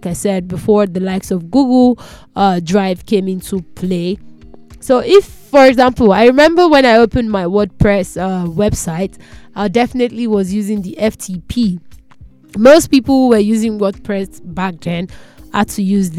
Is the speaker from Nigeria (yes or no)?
yes; Nigeria; I'm a Nigerian